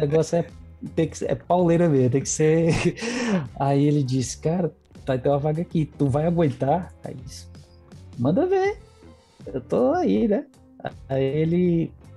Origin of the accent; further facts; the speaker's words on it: interior of Ceará, Brazil; now in Caucaia, Brazil; eu vim do interior, vim bem do interior, morei em Canto Brabo que não tinha nem energia